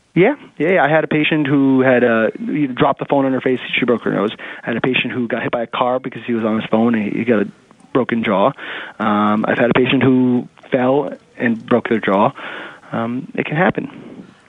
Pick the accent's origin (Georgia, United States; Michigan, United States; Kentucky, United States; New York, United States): New York, United States; New York City; I grew up in Manhattan, eh, not Manhattan, in the city in, in Queens